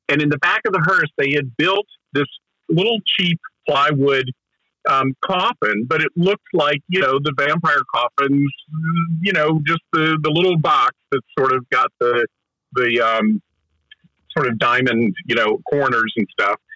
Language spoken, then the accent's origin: English; Asheville, North Carolina, United States; I grew up in Asheville, North Carolina